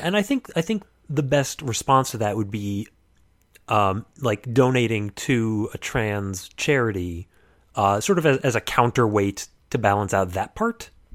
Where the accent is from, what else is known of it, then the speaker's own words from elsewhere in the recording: United States; as an American